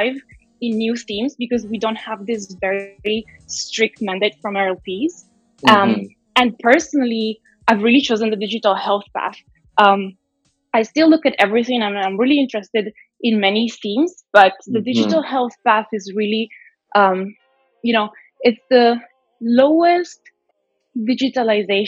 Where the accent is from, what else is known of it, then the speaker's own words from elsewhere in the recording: Italy; moved away; I was born in Italy